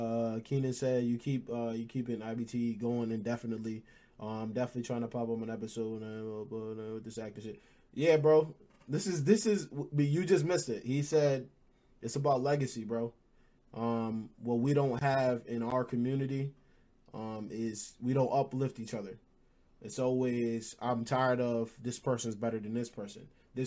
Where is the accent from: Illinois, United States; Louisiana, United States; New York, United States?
New York, United States; Utica; Upstate New York, Utica, 315.